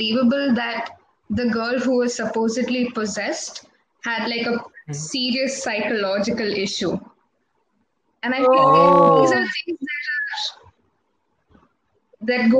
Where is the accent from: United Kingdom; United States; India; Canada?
India; Kasaragod, Kerala; I'm from Kasaragod